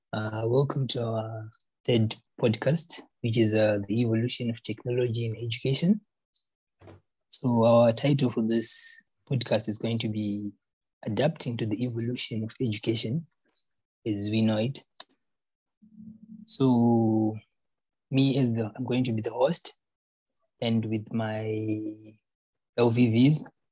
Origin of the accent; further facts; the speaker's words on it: Zimbabwe; moved away as an adult; now in Miri, Malaysia; Where I'm from, I'm an international student. I'm from Zimbabwe